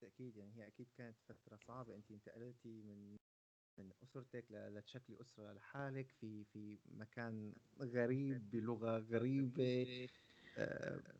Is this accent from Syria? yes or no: yes; Syria; عندنا في سوريا